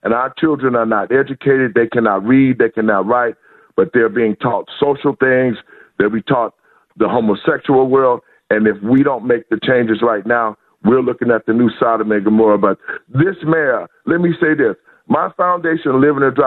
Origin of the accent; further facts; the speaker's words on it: Chicago, Illinois, United States; I'm from Inglewood. I grew up in Chicago, 5618 Carpenter